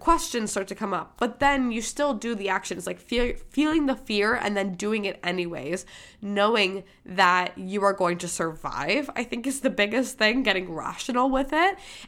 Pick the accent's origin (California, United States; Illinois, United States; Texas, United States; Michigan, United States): Michigan, United States; born there; accent: Boston; I had a Boston accent. I was born in Michigan, and for whatever reason, I picked up a Boston accent